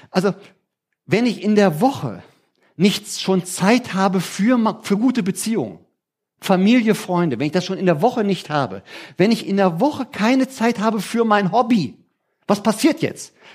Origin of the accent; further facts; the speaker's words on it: Germany; Heißt für mich übersetzt als Deutscher, ich verdiene weniger Geld.